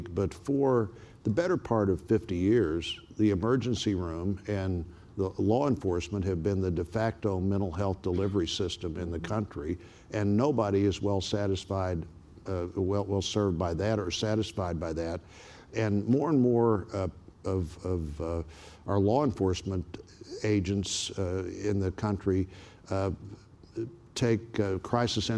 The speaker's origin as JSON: {"language": "English", "town": "Springfield", "region": "Missouri", "country": "United States", "tie": "born or raised there", "said": "my hometown, Springfield, Missouri"}